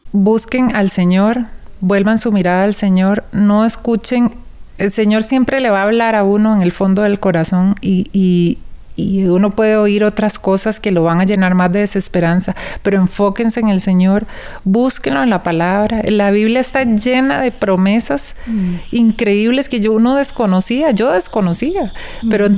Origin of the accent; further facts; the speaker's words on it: Costa Rica; soy de Costa Rica